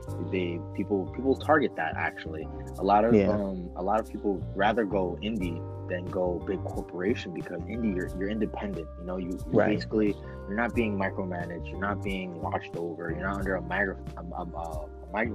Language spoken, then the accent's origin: English; New York City, New York, United States; I grew up in the Bronx